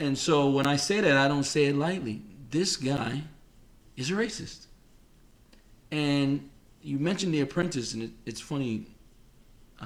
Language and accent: English; New York City, New York, United States; moved away; I'm from New York City